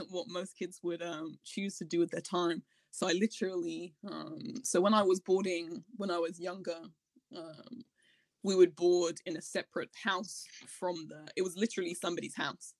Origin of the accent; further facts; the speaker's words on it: Hertfordshire, East of England, United Kingdom; I was born in just outside London in Hertfordshire in England.